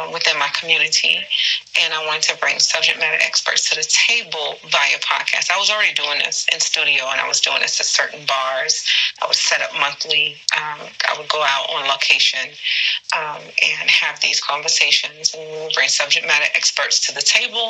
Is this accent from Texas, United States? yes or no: no; North Carolina, United States; also born or lived in Philadelphia, Pennsylvania; I'm originally from North Carolina. And I guess you can plug Philly. I was actually born in Philly, but I went to school in North Carolina. I'm a Carolina girl.